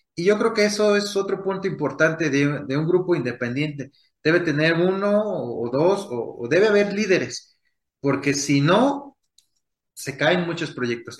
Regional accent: Michoacán, Mexico; lo que para nosotros es ser michoacanos, tal cual, ¿no? Ser de, una comunidad

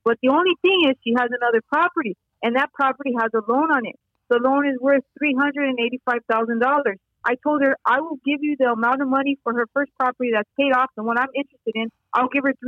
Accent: Los Angeles, California, United States; I'm from California

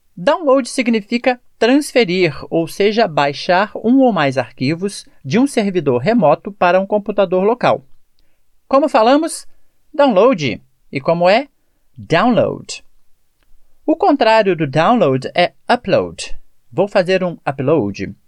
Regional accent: Brazil; A questão da pronúncia é a maneira que nós falamos como brasileiros

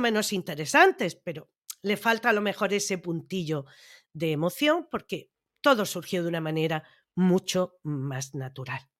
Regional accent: Andalusia, Spain; yo como andaluza también me ofendo cuando de otras comunidades dicen que es que los andaluces no sabemos hablar

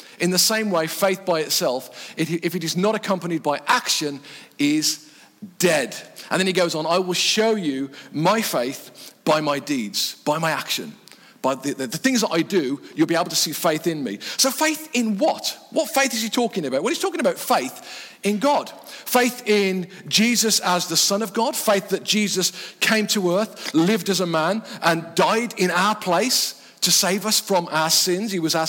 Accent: England, United Kingdom; But then when I went back home to the Midlands for holidays, they would all go, oh, hark at you.

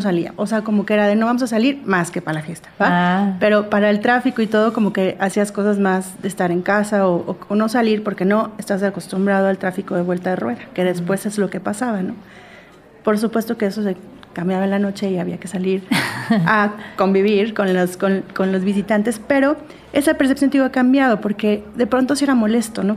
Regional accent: Mexico; also born or lived in Acapulco, Guerrero; soy mexicana, vivo en México

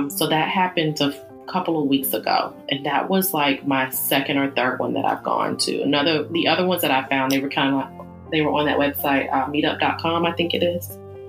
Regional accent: the South, United States; All right, so I'm from the South, so I love soul food.

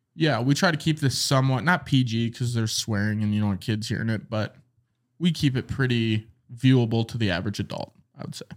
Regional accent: North Dakota, United States; We're from North Dakota.

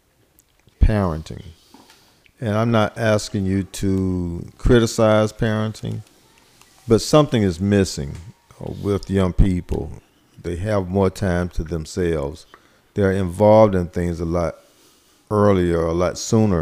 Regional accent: Columbus, United States; growing up in during segregation myself and growing up in Columbus

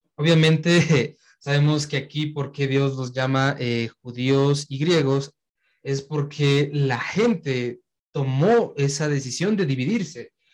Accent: Quito, Pichincha, Ecuador; nací aquí en Quito

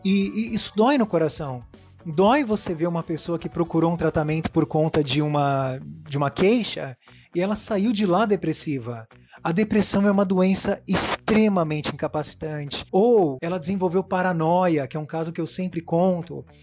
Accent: Santos, São Paulo, Brazil; na cidade que eu moro, eu sou de Santos, São Paulo

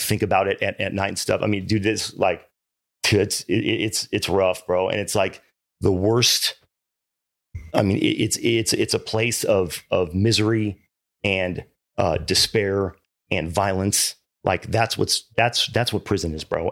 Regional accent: Irvine, California, United States; also born or lived in Hawaii; I grew up in Irvine, man, and, and, uh, I was an only child

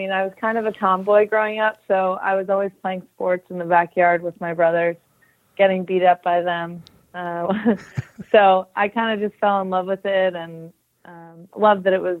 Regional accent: Connecticut, United States; I grew up in Connecticut, not too far away from New York City.

